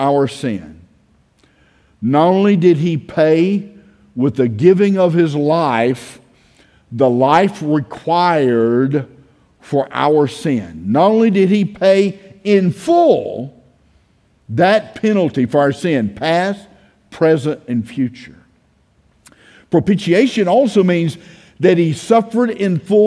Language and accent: English; United States; I grew up in Brooks County. I graduated Brooks County High School.